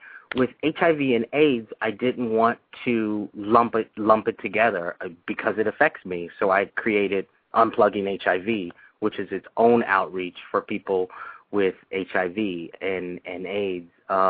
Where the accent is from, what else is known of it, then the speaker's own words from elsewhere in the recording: Santa Monica, California, United States; I was born and raised in Santa Monica